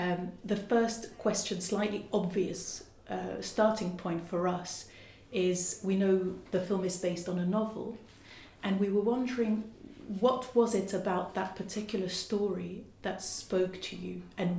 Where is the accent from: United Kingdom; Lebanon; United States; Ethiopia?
Lebanon; moved away; I'm originally from Lebanon, so we're Mediterranean